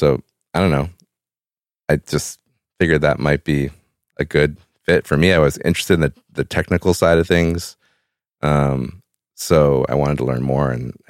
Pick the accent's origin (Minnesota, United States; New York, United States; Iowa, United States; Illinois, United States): Illinois, United States; Evanston; I grew up in Evanston, Illinois. It's just north of Chicago.